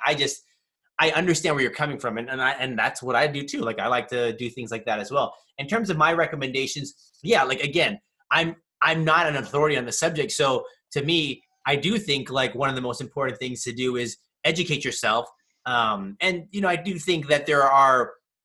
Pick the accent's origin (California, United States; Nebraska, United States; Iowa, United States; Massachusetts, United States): California, United States; growing up in California most of my life